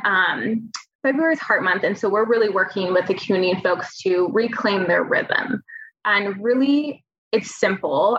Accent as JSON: {"language": "English", "region": "California", "country": "United States", "tie": "born or raised there", "moved": "as an adult", "lives_now": "Oregon, United States", "said": "I grew up in California"}